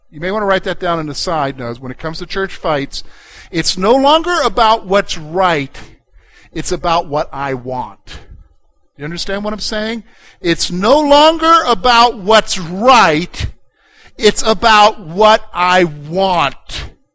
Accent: Columbia, United States; born or raised there; now in Pennsylvania, United States

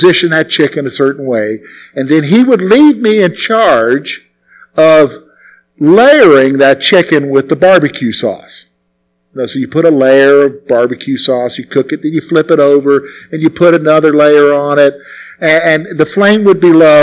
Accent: South Carolina, United States; as a boy growing up in the Carolinas, primarily in South Carolina

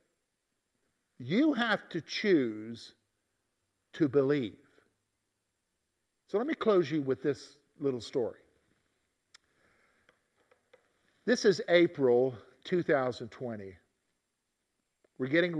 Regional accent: the South, United States; growing up in the South

